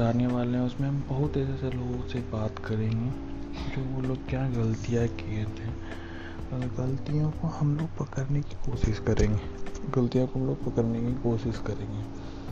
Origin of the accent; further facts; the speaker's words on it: Bihar, India; मैं बिहार से हूँ